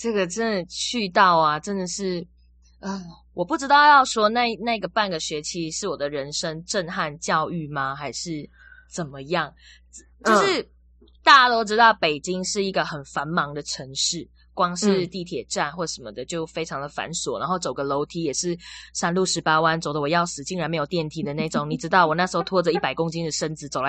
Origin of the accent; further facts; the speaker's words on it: Malaysia; accent: Taiwanese; now in Taiwan; 我反而完全讲不出马来西亚口音，就是我真的很纯台湾口音在上课